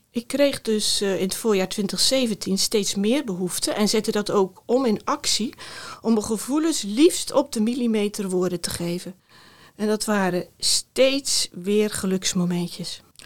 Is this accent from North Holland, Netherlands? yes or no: no; Middelharnis, South Holland, Netherlands; moved away as an adult; also born or lived in Rotterdam; now in Eindhoven, Netherlands; Ik ben opgegroeid in Middelharnis en na de middelbare school eh, ben ik voor studie naar Rotterdam vertrokken